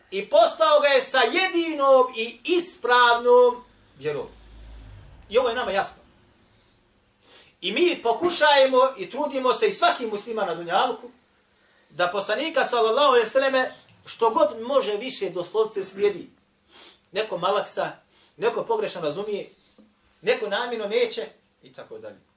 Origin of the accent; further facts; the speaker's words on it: Bosnia & Herzegovina; ovdje kod nas u Bosni